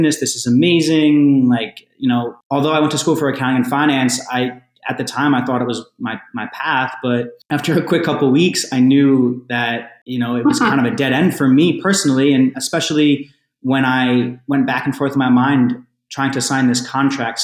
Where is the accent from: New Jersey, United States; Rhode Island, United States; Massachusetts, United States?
New Jersey, United States; also born or lived in New York; New Jersey where I'm from, but New York where I lived for many years